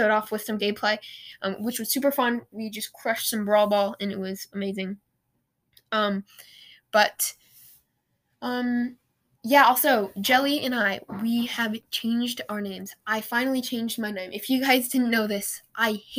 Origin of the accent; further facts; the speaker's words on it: Portland, Oregon, United States; I'm from the Rose City. I live in Oregon. I'm from the Rose City, Portland.